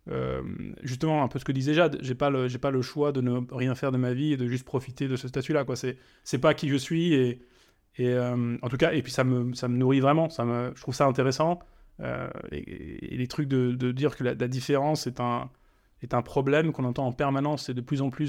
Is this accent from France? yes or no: no; Germany; also born or lived in Africa; je, suis, né en Allemagne, mais je suis parti en Afrique très tôt, quand j'avais 3 ans.